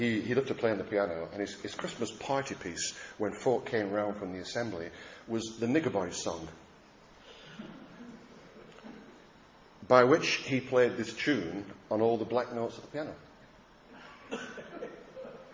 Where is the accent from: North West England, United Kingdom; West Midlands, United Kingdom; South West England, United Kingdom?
North West England, United Kingdom; Lancashire; I was brought up in Lancashire